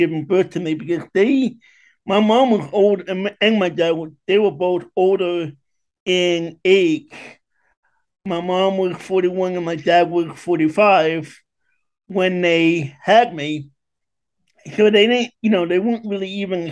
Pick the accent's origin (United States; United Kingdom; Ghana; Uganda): United States; New York City, New York; moved away as an adult; also born or lived in Westchester, Pennsylvania; now in West Chester, United States; I originally was born and raised in Queens, New York.